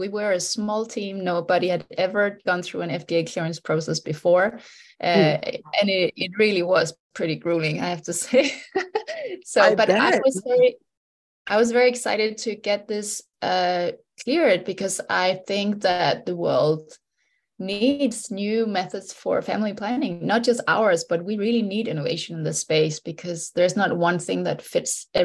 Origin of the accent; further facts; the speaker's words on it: Denmark; moved away as an adult; now in Germany; So I was born in Denmark. I'm Danish. I've lived in Germany the last 13 years